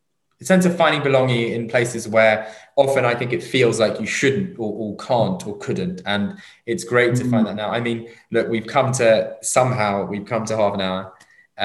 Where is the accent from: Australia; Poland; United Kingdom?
United Kingdom; London; first language English; also born or lived in Southall; I was born in London, I went to university 40 minutes away from London.